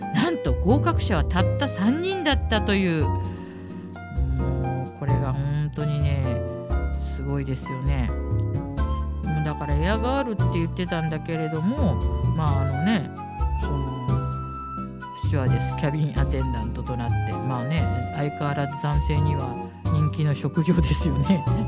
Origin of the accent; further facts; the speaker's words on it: Hikifune, Tokyo, Japan; 引船で生まれ育ったニジェール物語作者